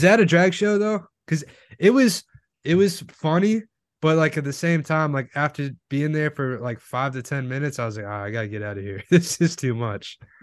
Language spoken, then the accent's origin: English; Florida, United States; I'm from Florida